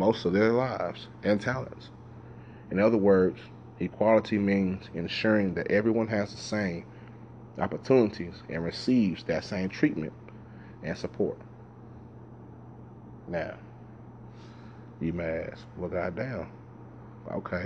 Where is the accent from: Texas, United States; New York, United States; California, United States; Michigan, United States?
Texas, United States; Dallas; Growing up in South Dallas